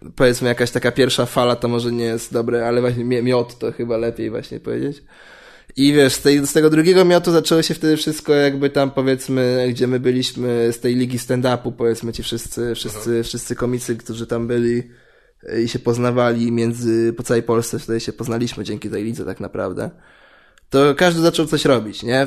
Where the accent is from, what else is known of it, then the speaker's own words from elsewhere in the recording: Warsaw, Masovian Voivodeship, Poland; pochodzę, nie pochodzę z- nie z południa Warszawy, ale tam się wychowałem